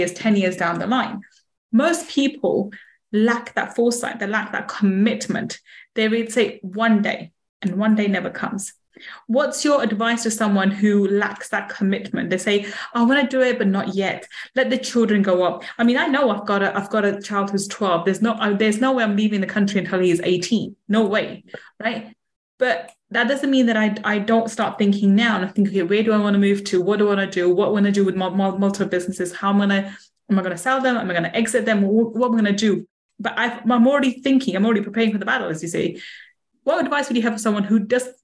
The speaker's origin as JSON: {"language": "English", "region": "London", "country": "United Kingdom", "tie": "born or raised there", "also_born_or_lived": "Manchester", "said": "I was born in Manchester. I grew up in London most of my life"}